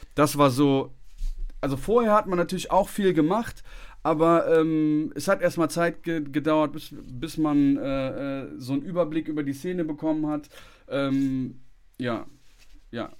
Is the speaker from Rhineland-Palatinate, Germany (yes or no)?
no; Bonn, North Rhine-Westphalia, Germany; moved away; ich komme ja ursprünglich aus Bonn